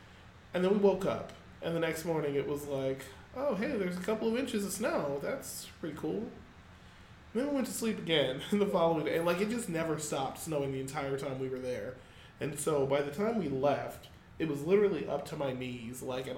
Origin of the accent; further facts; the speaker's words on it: Phoenix, Arizona, United States; Keep in mind, we're from Phoenix.